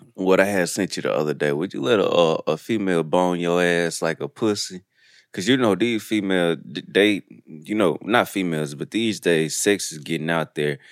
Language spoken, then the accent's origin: English; Detroit, Michigan, United States; moved away; also born or lived in Pearl, Mississippi; I'm from Detroit